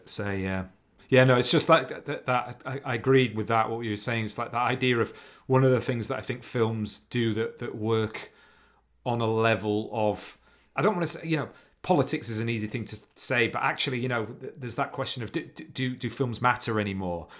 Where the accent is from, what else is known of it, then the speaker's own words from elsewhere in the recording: Leeds, Yorkshire and the Humber, United Kingdom; growing up in Leeds